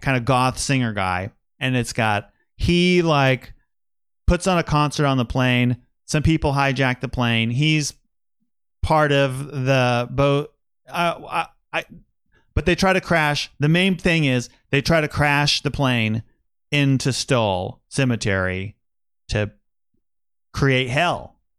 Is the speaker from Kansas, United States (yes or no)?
yes; Wichita, Kansas, United States; also born or lived in Manhattan, Kansas; I grew up in Wichita and then went to college at Kansas State